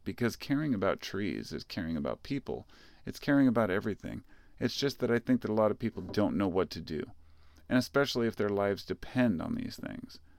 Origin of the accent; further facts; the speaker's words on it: United States; as an American